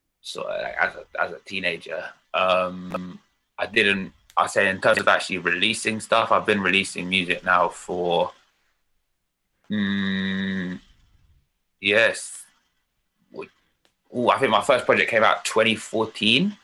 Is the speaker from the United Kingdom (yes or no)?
yes; London, United Kingdom; I grew up in London. North London. Always lived in different parts of North London, really.